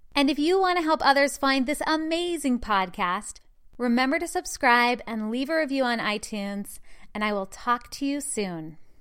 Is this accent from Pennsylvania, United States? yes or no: no; Utah, United States; I was born and raised in the Mormon religion in the state of Utah